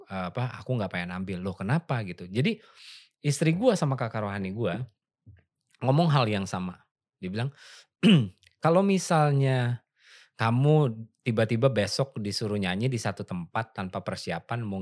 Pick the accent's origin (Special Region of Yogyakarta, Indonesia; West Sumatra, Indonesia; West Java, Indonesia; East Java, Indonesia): Special Region of Yogyakarta, Indonesia; Yogyakarta; gue sebagai orang Jogja yang gue nggak bisa bahasa Jawa sama sekali sama sekali gue nggak bisa